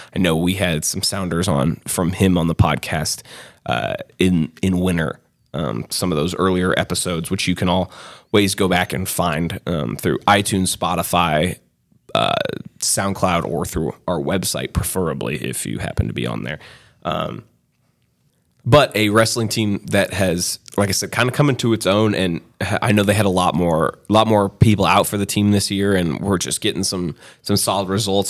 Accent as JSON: {"language": "English", "area": "Bay Area", "region": "California", "country": "United States", "tie": "born or raised there", "moved": "yes", "said": "growing up in the Bay Area"}